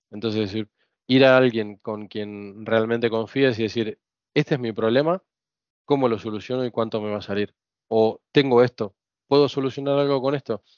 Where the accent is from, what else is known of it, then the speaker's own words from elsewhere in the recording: Buenos Aires, Argentina; moved away as an adult; now in Spain; crecer en Argentina, en Buenos Aires sobre todo